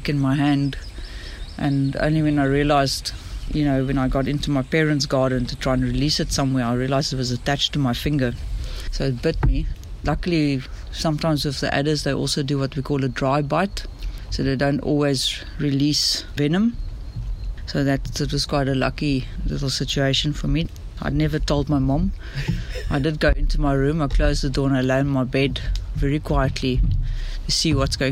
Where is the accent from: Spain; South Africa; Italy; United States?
South Africa; Swellendam, Western Cape; Growing up in Swellendam, which is also along the Langeberg Mountains